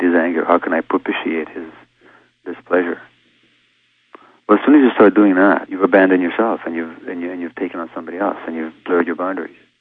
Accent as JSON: {"language": "English", "country": "Hungary", "tie": "born or raised there", "said": "being born a Jewish infant uh, two months before the Nazis occupied my home country of Hungary"}